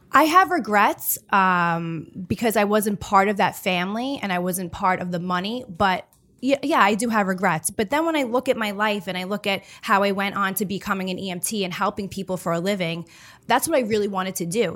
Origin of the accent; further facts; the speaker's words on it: New York City, New York, United States; I'm born and raised on Staten Island